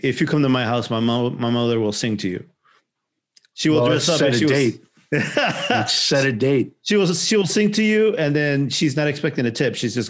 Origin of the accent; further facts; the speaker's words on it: Chicago, Illinois, United States; Where are you from? I'm like, Chicago.